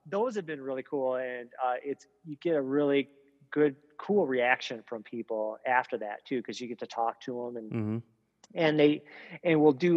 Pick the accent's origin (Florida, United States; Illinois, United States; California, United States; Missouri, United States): Illinois, United States; Rockford; I'm from Rockford